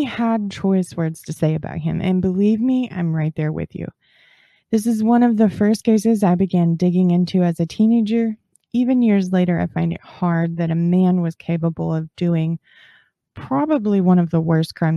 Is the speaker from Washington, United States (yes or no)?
no; Texas, United States; I'm from Texas